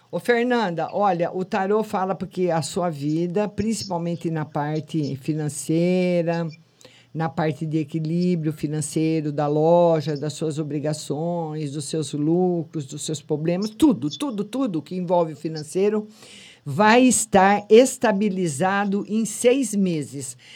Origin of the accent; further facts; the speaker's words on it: Lamego, Norte, Portugal; padroeira da, da minha terra, do Lamego.